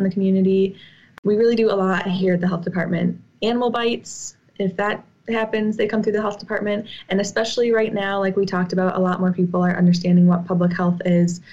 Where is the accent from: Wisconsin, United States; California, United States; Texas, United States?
Wisconsin, United States; New Glarus; also born or lived in Whitewater, Wisconsin; I'm originally from New Glarus, Wisconsin